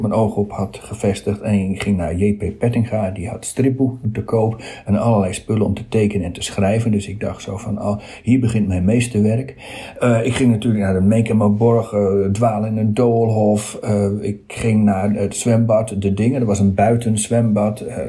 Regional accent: Zandeweer, Groningen, Netherlands; also born or lived in Uithuizen; ik ben geboren in Zandeweer, maar ik ging naar de middelbare school helemaal eh, drie kilometer verderop naar Uithuizen

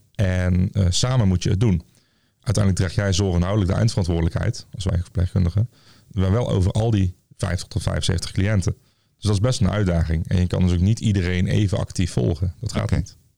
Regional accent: Tilburg, North Brabant, Netherlands; ik kom zelf uit Tilburg, en, of uit Goorlen onder Tilburg

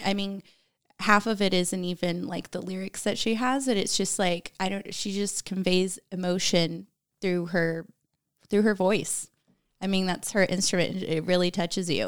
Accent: Germany; moved away; growing up in Germany

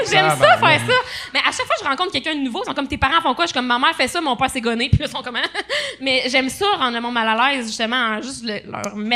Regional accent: Quebec, Canada; euh, il y avait un, en fait, je viens de l'Abitibi.

